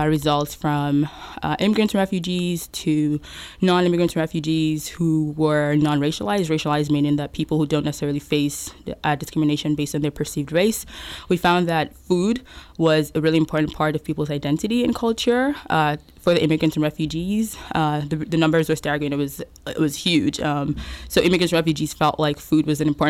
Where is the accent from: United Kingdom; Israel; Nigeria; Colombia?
Nigeria; now in Canada; I'm from Nigeria originally